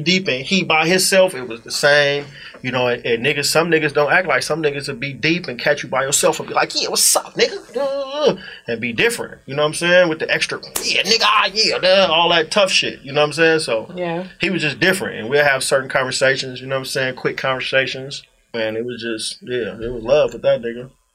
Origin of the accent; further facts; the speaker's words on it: Inglewood, California, United States; I'm from Inglewood